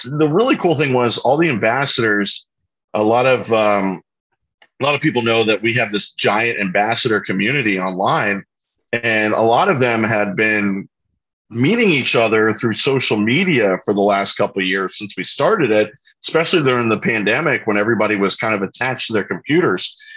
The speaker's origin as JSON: {"language": "English", "town": "Orlando", "region": "Florida", "country": "United States", "tie": "born or raised there", "said": "I grew up in Orlando, Florida"}